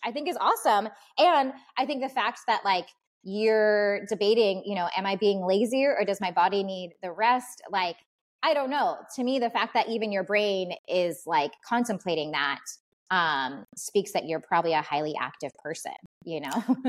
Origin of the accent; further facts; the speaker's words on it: California, United States; now in Washington, United States; growing up in California